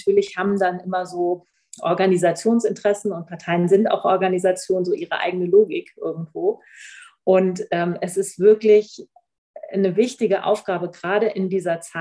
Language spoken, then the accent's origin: German; Oldenburg, Lower Saxony, Germany; Und genau, ursprünglich komme ich aus Oldenburg.